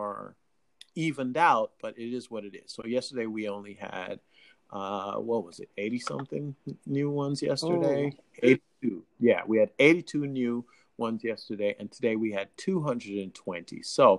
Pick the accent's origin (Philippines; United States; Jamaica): Jamaica; accent: Jamaican; as a Jamaican